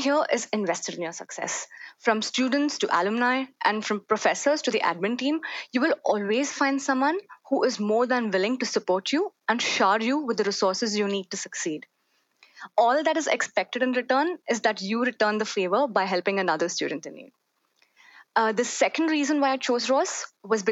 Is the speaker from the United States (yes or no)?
no; Hyderabad, Telangana, India; moved away; from Hyderabad. It's a city in southern India